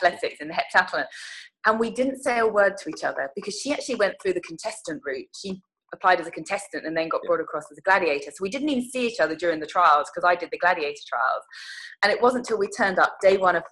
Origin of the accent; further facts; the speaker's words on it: Huntingdon, East of England, United Kingdom; moved away as an adult; also born or lived in Loughborough / London; now in Los Angeles, United States; I grew up in Huntingdon in Cambridgeshire